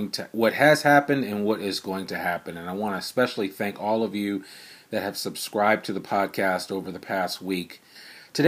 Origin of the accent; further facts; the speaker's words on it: United States; also born or lived in Richmond, Virginia; I was born in Richmond, Virginia, but I grew up in a sleepy little suburban town right outside of New York City